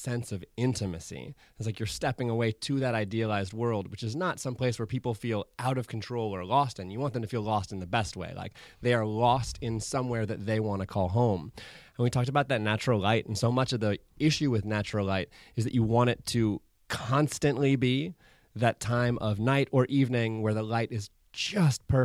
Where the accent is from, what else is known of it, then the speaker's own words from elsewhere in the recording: Hawaii, United States; moved away; I grew up in Hawaii